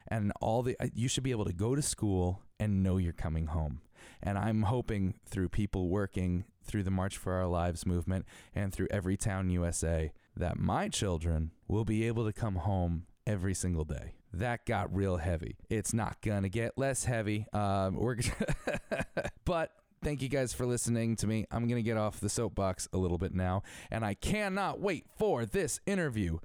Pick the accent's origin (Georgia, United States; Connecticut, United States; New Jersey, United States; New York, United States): Connecticut, United States; I'm from Connecticut